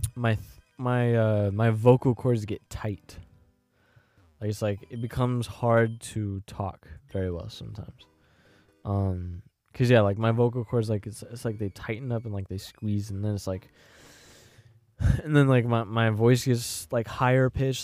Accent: Florissant, Missouri, United States; I'm from Florissant

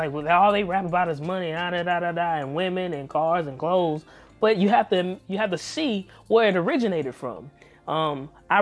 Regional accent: the South, United States; I'm from the South, y'all

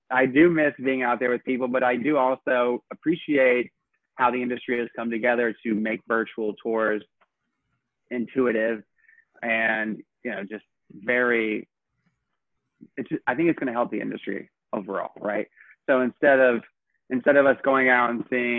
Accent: Knoxville, Tennessee, United States; moved away as an adult; now in New York, United States; My favorite part of growing up in Tennessee was definitely just playing outside. And my family had like 89 acres and the rural part of Knoxville.

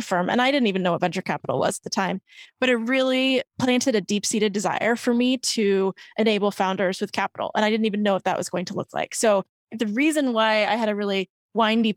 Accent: Midwest, United States; also born or lived in Bay Area; now in New York City, United States; I am originally from the Midwest.

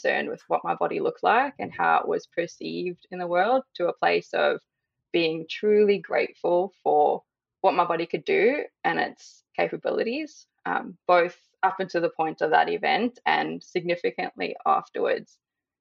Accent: South Africa; now in Australia; I am currently living in Australia, but born and raised in South Africa.

